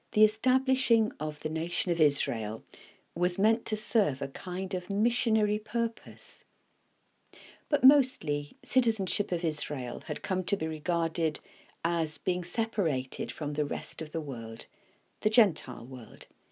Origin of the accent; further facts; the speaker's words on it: United Kingdom; I am a British citizen